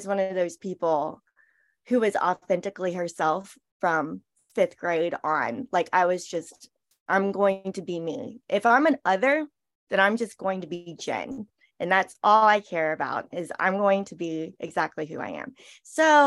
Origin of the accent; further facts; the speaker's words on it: Charleston, South Carolina, United States; I was born here in Charleston. I grew up in South Carolina